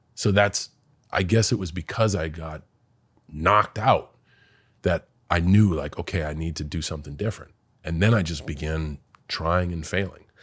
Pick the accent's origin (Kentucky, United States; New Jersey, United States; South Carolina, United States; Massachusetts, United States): Massachusetts, United States; West Newbury; moved away; I am a kid from West Newbury